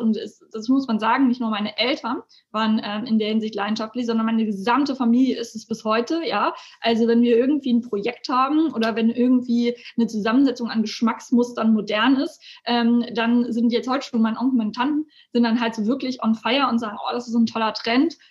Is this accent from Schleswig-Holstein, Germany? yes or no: yes; Elmshorn, Schleswig-Holstein, Germany; Ich bin ähm, hier tatsächlich aufgewachsen